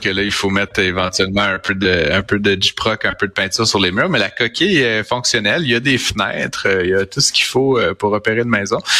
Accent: Deschambault, Quebec, Canada; Deschambault, dans mon dans mon village natal

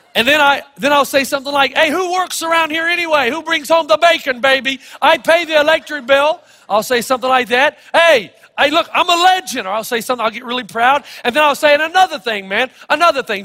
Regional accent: Elizabethton, Tennessee, United States; When I was growing up in Elizabethton, Tennessee

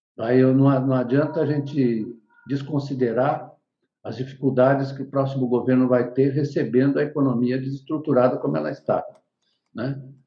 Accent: Bariri, São Paulo, Brazil; Eu estudei em Bariri

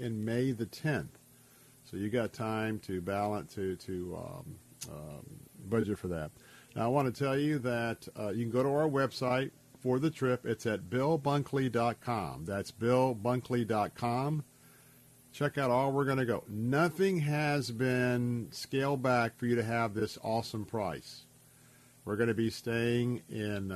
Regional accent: Tampa, Florida, United States; this is my hometown. I was born and raised here in Tampa

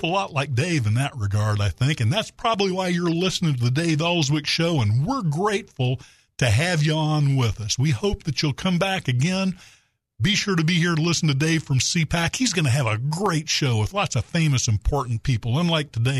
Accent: Little Rock, Arkansas, United States; moved away; it's only been 37 years since I moved back to my hometown of Little Rock

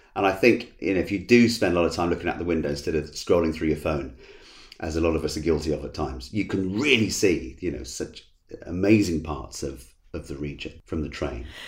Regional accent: Essex, East of England, United Kingdom; I was born in, in, in Essex and have lived here and worked here all my life

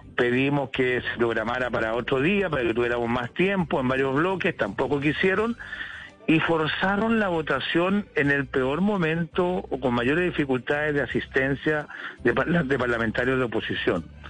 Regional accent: Chile; now in London, United Kingdom; le pregunto desde Londres, pero también soy chilena

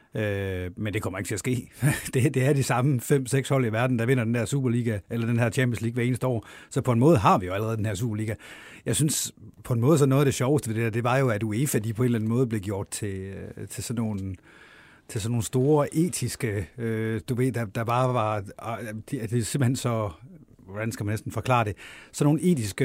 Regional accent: Jutland, Denmark; moved away as an adult; now in Copenhagen, Denmark; jeg er sådan født jøde, men lige så meget københavner i dag

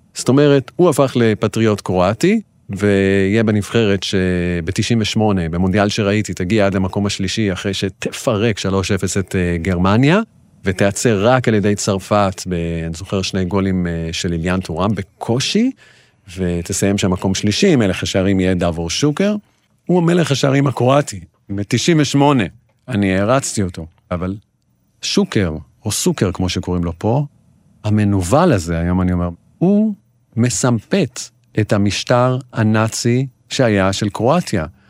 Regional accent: Israel; אני ישראלי, יהודי

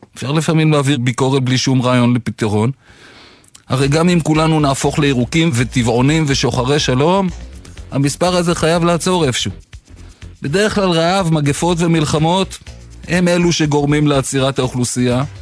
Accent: Israel; נולדתי כאן

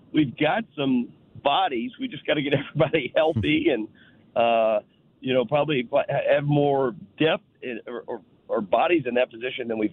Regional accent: near Owensboro, Kentucky, United States; now in St. Louis, United States; Owensboro was about 30, 35 minutes from my hometown

